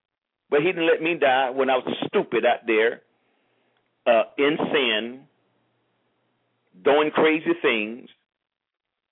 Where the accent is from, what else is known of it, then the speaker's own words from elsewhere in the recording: St. Petersburg, Florida, United States; moved away as an adult; now in South Florida, United States; once I left St. Petersburg, I left everything and everyone